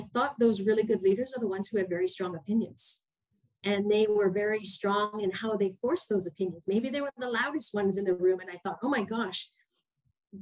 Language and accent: English; Canada; moved away as an adult; I'm a Canadian